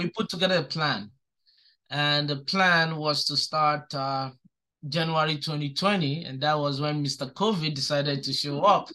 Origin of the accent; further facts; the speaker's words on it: Nigeria; also born or lived in New York City, United States; now in Albany, United States; I'm from Nigeria